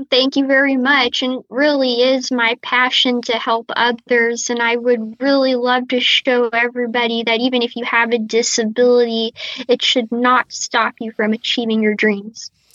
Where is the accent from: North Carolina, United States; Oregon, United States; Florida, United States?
Florida, United States; Tampa; now in New York, United States; my hometown is Tampa Bay